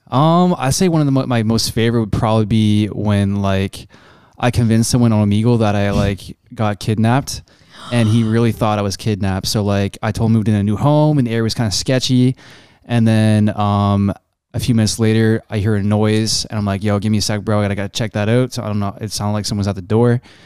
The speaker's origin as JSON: {"language": "English", "country": "Canada", "accent": "Canadian", "said": "me being a Canadian"}